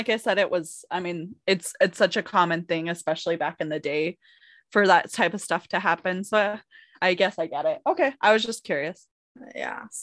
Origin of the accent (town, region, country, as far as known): Simi Valley, California, United States; born or raised there